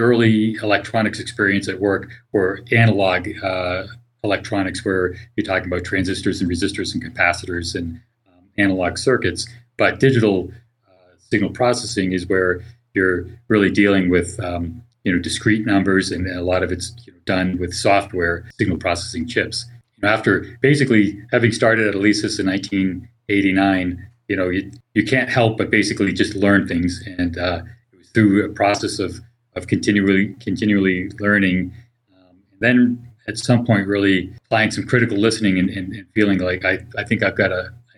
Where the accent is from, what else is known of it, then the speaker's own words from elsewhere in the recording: Boston, Massachusetts, United States; moved away as an adult; now in California, United States; I'm originally from the Boston area